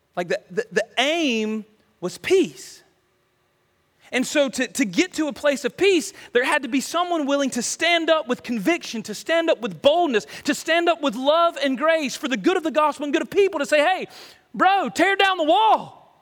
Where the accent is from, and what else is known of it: United States